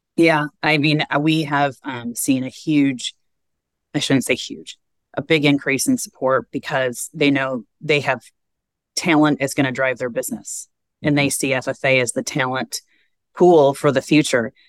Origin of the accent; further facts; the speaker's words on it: Vicksburg, Michigan, United States; now in Carmel, United States; i grew up in vicksburg michigan which is about 20 minutes south